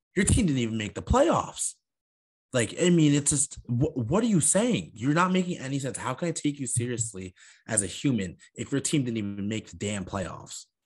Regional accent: Huntington, New York, United States; I'm from Huntington

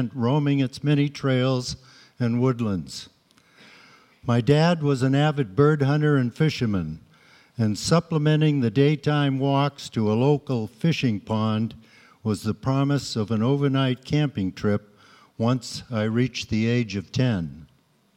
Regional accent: Waltham, Massachusetts, United States; I grew up in Waltham, Massachusetts

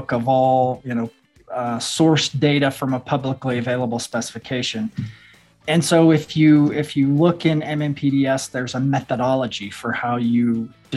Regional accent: southwest Missouri, United States; also born or lived in Iowa; moved to Missouri, southwest part of the state, around 11 years old. So I kind of claim that as my home, because that was where my formative years took place

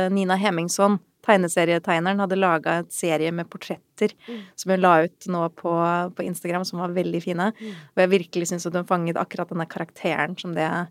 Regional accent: Sweden; moved away; jeg er oppvokst i Sverige.

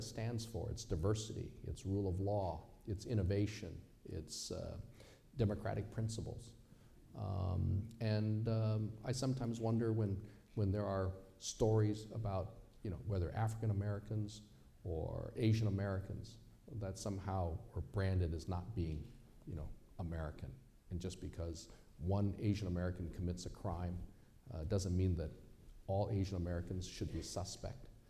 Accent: China; also born or lived in Seattle; now in United States; I am from China.

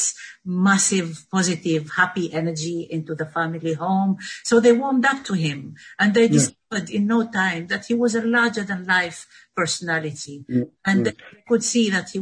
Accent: Tunisia; English is a second language; now in London, United Kingdom; I come from Tunisia

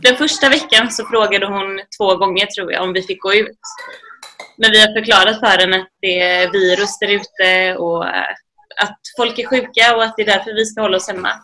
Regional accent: Sweden; now in Spain; som svensk när man eh, liksom har vuxit upp med allemansrätten och friluftsliv

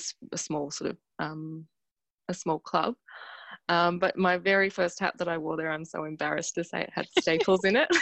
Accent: Canberra, Australian Capital Territory, Australia; now in Melbourne, Australia; I'm from Canberra

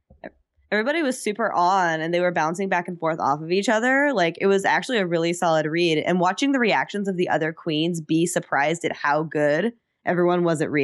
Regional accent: Chicago, Illinois, United States; I'm from Chicago.

